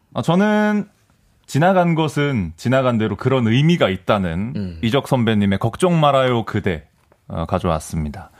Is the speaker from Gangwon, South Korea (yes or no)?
no; Ansan, Gyeonggi Province, South Korea; 사실 저는 안산 출신이거든요